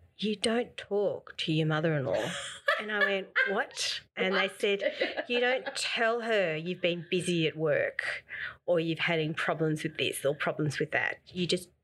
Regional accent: Australia; I'm an Australian woman

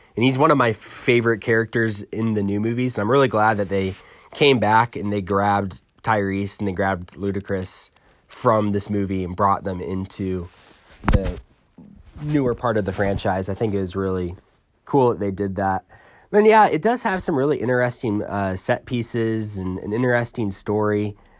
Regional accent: New York, United States; I'm from New York

